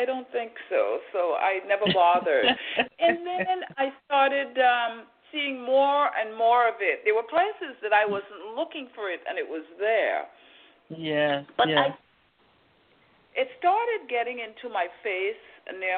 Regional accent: Trinidad & Tobago; also born or lived in Boston, Massachusetts, United States; now in United States; I was born in Trinidad. I came to the United States in 1970, and I'm still here

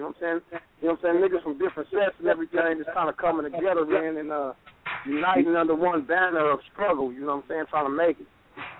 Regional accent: San Diego, California, United States; I'm from San Diego.

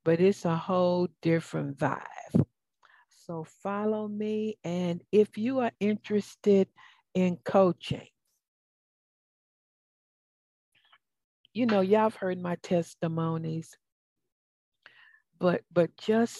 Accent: the South, United States; accent: southern; now in Atlanta, United States; my southern accent.

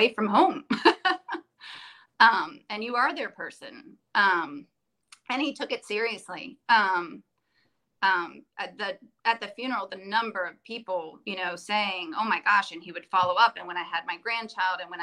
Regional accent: Virginia, United States; also born or lived in Clinton, North Carolina; even though we grew up in Virginia

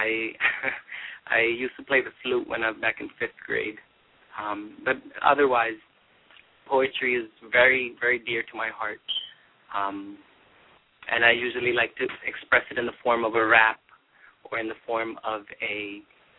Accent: Jersey City, New Jersey, United States; I grew up in Jersey City, New Jersey.

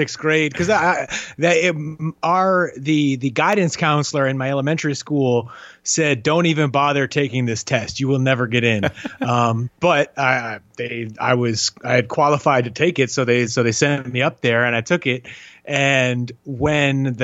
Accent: New York City, New York, United States; moved away as an adult; born and raised in New York

